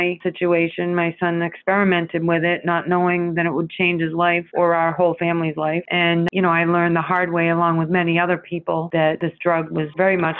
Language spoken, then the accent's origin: English; Randolph, Massachusetts, United States; moved away; I grew up in Randolph, 20 minutes south of Boston